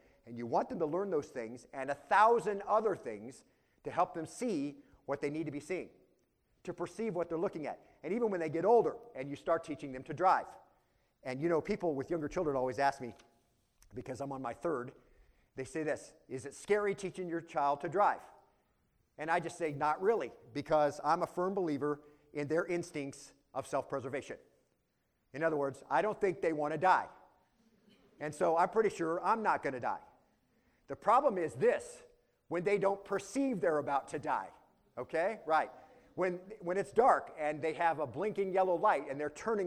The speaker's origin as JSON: {"language": "English", "region": "Arizona", "country": "United States", "tie": "born or raised there", "said": "I grew up in Arizona, far from towns, out on a ranch."}